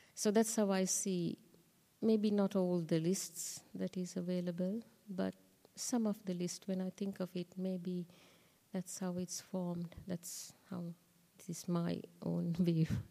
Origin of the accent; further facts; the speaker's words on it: Sri Lanka; moved away; I was born in Sri Lanka, so I was open to, I mean, I learned the Dhamma in school